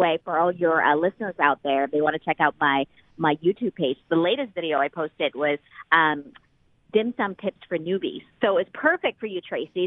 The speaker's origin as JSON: {"language": "English", "country": "Thailand", "moved": "yes", "lives_now": "Seattle, United States", "said": "I'm from Thailand originally. My whole family still lives there."}